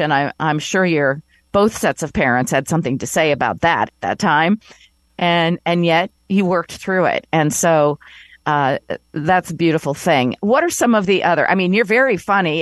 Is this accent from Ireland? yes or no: no; Elkhart, Indiana, United States; moved away as an adult; also born or lived in Connecticut / New York; move back to my hometown in Elkhart, Indiana to be closer to my parents